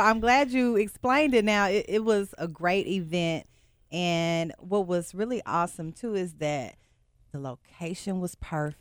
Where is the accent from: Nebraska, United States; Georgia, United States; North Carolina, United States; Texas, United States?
Texas, United States; Beaumont; moved away; I'm from Beaumont, Texas